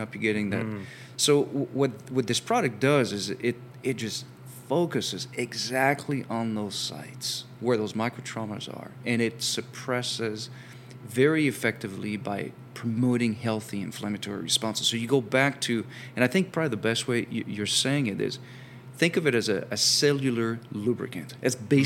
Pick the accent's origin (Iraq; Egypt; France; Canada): France; moved away; while I have an accent, I'm actually from France originally